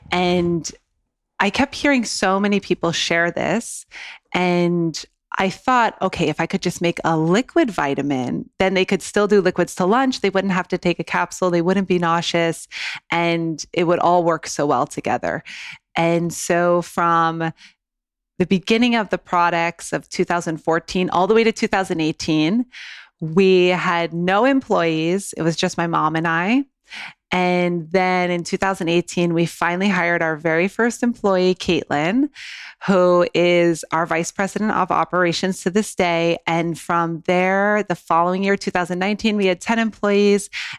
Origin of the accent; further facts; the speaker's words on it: East Coast, United States; moved away; I'm originally from the East Coast